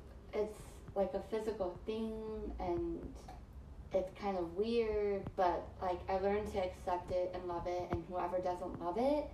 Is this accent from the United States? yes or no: no; Philippines; people are like, where are you from? And I'm like, I'm from the Philippines.